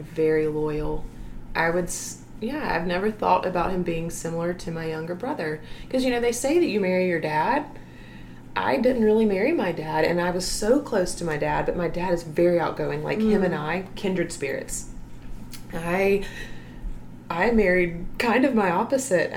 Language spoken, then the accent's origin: English; Opelika, Alabama, United States; moved away as an adult; now in Phenix City, United States; I grew up actually in Opelika. That's where I'm from. And I lived there for 22 years until I got married